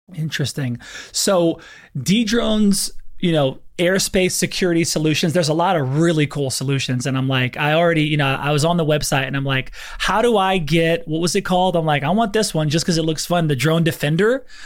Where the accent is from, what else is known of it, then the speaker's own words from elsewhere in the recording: Lafayette, Louisiana, United States; I'm from Louisiana